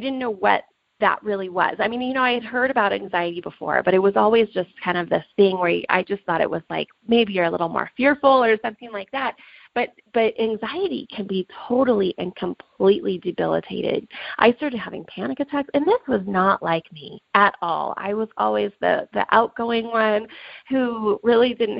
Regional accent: Reno, Nevada, United States; I'm from Reno, Nevada.

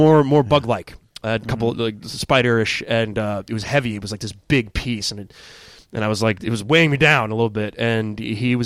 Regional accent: Sag Harbor, New York, United States; I'm from Sag Harbor out in the Hamptons.

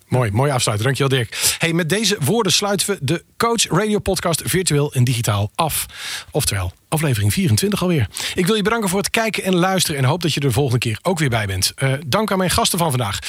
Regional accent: Friesland, Netherlands; wij komen allebei uit Friesland

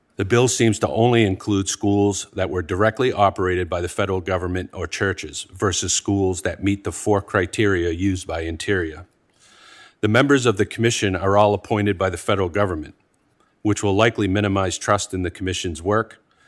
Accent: Penobscot Indian Nation, Maine, United States; I'm from the Penobscot Indian Nation in the state of Maine.

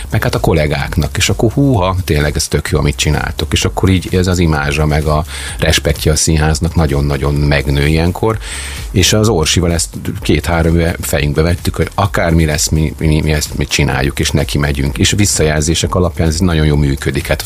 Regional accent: Szeged, Csongrád-Csanád, Hungary; Tehát Szegedre azért hazajönni nem gáz.

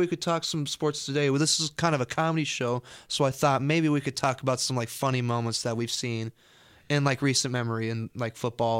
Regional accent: Chicago, Illinois, United States; Hey, man, I think it's just I'm a Chicagoan, so I do what I want.

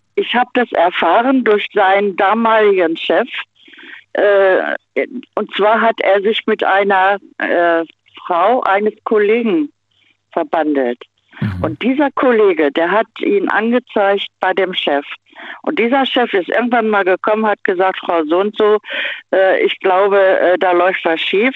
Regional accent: Hanover, Lower Saxony, Germany; bin dann nach Hannover, also ja, meine Heimat wieder gezogen

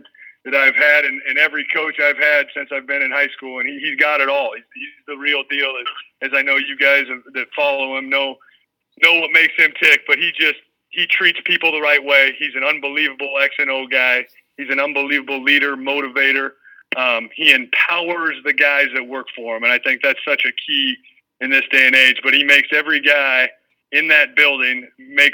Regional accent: Ames, Iowa, United States; my hometown, you know, college team, grew up loving Cyclones, grew up 5 minutes from Jack Trice Stadium

